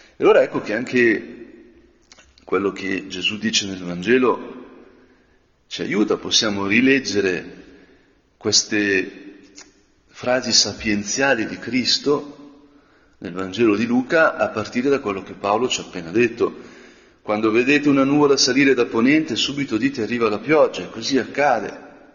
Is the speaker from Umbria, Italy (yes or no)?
no; Lombardy, Italy; nel mio paese quando le montagne sembrano vicine, quando le grigne e il resegone sembrano vicine